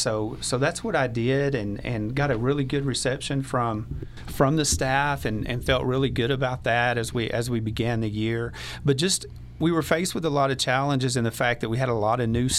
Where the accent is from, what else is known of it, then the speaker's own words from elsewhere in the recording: East Texas, United States; moved away as an adult; also born or lived in Pecos, Texas; now in Dalhart, United States; I'm originally from East Texas